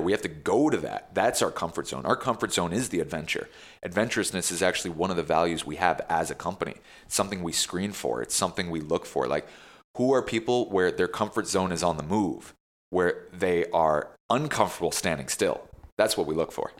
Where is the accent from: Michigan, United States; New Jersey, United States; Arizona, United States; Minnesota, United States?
New Jersey, United States; now in New York, United States; growing up in Jersey